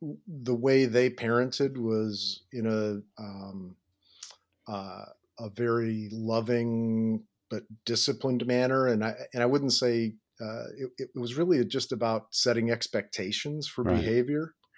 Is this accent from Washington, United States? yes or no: no; Detroit, Michigan, United States; I was born in Detroit, Michigan, grew up on the Far East Side of Detroit, the Catholic caboose in a family of four.